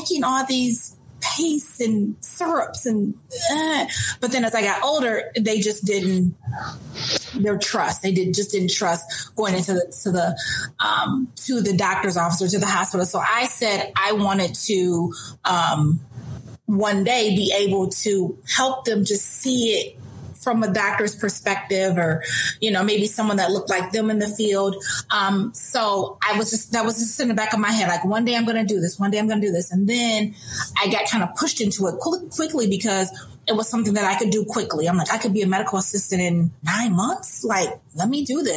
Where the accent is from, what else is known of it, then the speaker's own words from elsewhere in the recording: Kalamazoo, Michigan, United States; Born and raised in Kalamazoo. Went to Kalamazoo Central, was a Giant. And I'm just still here, never left.